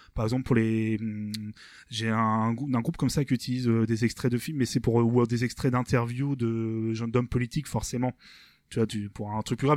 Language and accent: French; Rouen, Normandy, France; nous on est en Normandie on est de est on est de Rouen